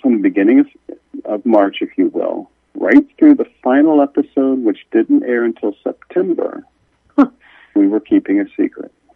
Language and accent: English; Kansas City, United States; we grew up in Kansas City